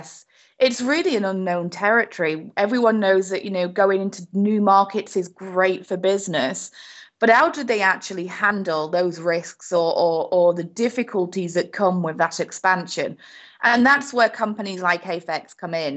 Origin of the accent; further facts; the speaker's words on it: United Kingdom; accent: British; moved away as an adult; also born or lived in Spain / Portugal / Florida; now in United States; my very British accent here, but I have been in the US for 15 years now